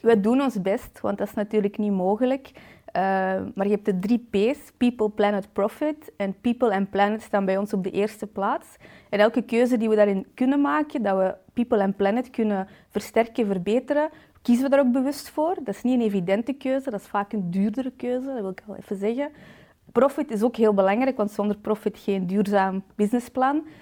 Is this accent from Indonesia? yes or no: no; Balen, Flanders, Belgium; ik ben 31 jaar uit de Kempen, afkomstig uit Balen